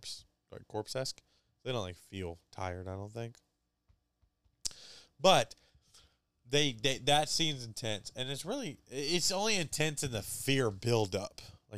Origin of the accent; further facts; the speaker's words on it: United States; for us Americans